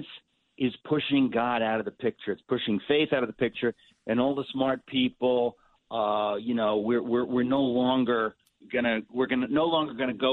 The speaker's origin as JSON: {"language": "English", "region": "New York", "country": "United States", "tie": "born or raised there", "said": "I'm a New Yorker. I was born in New York, in Queens. I've lived in New York"}